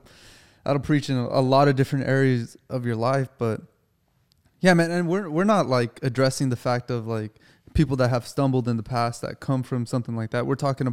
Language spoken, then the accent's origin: English; United States; You know, I'm an American, you know, like I work, I'm a grunt, you know?